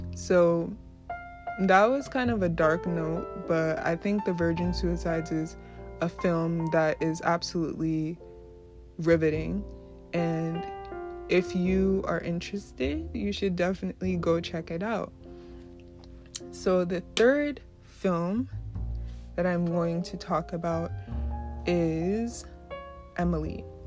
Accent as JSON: {"language": "English", "region": "New York", "country": "United States", "tie": "born or raised there", "also_born_or_lived": "Brooklyn, New York", "said": "I grew up in New York. Uh, I was born in Brooklyn, New York, and raised in the suburbs of New York."}